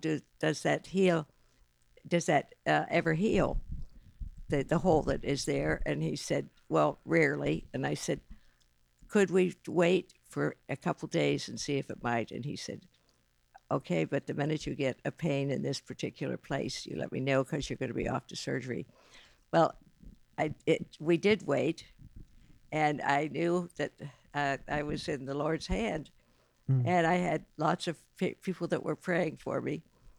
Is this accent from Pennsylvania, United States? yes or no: yes; northwestern Pennsylvania, United States; moved away as an adult; now in Westerville, United States; Originally from northwestern Pennsylvania. Really? Grew up on a farm there, yes.